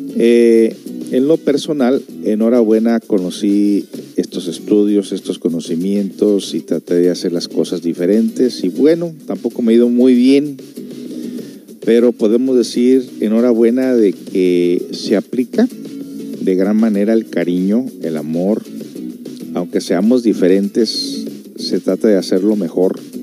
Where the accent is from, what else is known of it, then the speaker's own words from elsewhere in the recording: United States; viniendo de una familia de padres mexicanos, aunque soy por allá de Estados Unidos